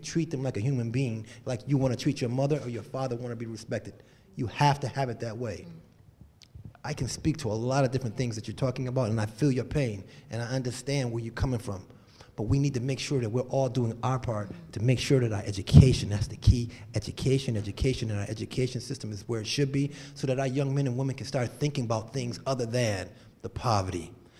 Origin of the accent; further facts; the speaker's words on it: Connecticut, United States; was born and raised here. I don't know everybody in this room, but I know quite a few people, and I'm from the North End. I graduated from Weaver High School, went to Fox Middle, Annie Fisher, and I started in Bevy Square.